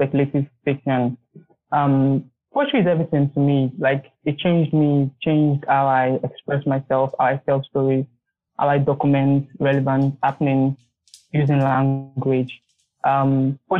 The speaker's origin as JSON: {"language": "English", "country": "Nigeria", "said": "I'm from Nigeria, of Benin descent"}